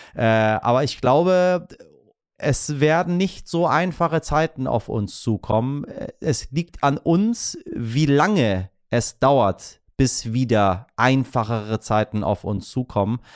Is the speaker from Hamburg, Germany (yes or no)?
yes; Hamburg, Germany; als Hamburger